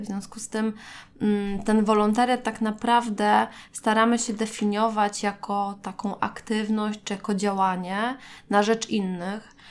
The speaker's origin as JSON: {"language": "Polish", "town": "Gdańsk", "region": "Pomeranian Voivodeship", "country": "Poland", "said": "jestem z Gdańska, więc też mieszkałam jeszcze wtedy z rodzicami"}